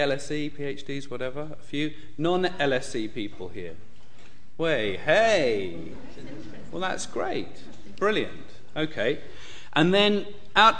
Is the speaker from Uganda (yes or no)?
yes; Uganda; moved away; also born or lived in United Kingdom; I was born in Uganda, and then I studied here in the UK. And then a little while after graduating, in 1988, I returned to Uganda